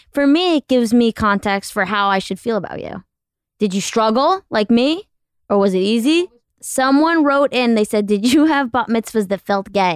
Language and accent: English; Connecticut, United States; I grew up in Connecticut